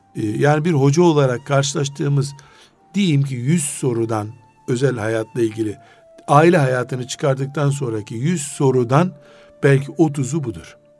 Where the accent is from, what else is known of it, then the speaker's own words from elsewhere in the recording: Black Sea Region, Turkey; biz Karadenizliyiz